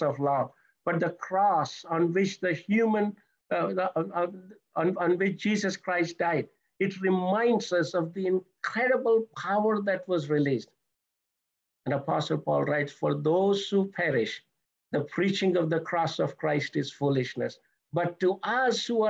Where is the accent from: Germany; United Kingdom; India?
India; moved away; I'm originally from India, so that's where I was saved